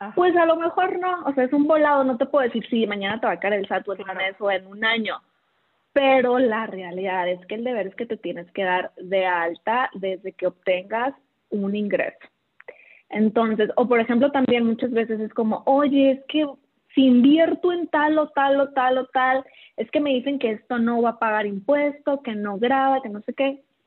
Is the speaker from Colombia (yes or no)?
no; Los Mochis, Sinaloa, Mexico; moved away as an adult; now in Guadalajara, Mexico; yo de Mochis